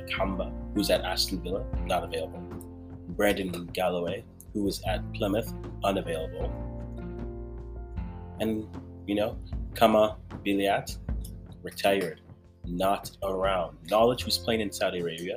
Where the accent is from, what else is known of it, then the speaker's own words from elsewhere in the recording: Ghana; I'm Ghanaian